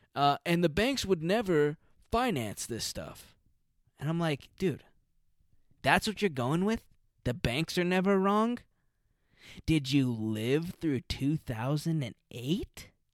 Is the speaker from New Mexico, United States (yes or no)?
yes; Albuquerque, New Mexico, United States; now in Los Angeles, United States; I'm from an Hispanic culture in Albuquerque